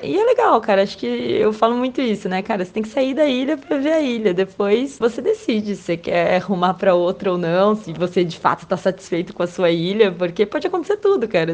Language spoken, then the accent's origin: Portuguese; São José dos Campos, São Paulo, Brazil; moved away as an adult; also born or lived in São Sebastião; minha cidade natal, né, São José dos Campos